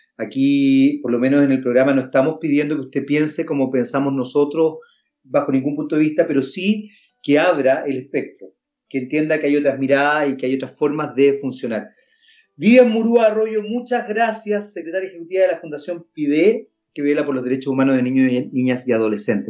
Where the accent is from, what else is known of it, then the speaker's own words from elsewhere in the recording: Chile; hay un porcentaje de personas en nuestro país, que son chilenos igual que uno